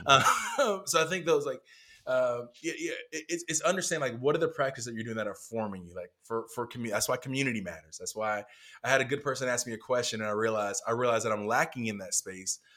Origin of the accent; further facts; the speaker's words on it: North Carolina, United States; I grew up in North Carolina